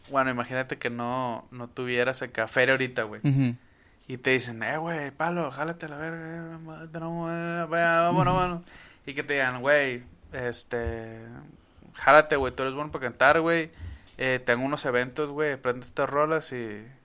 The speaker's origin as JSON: {"language": "Spanish", "region": "northern Mexico", "country": "Mexico"}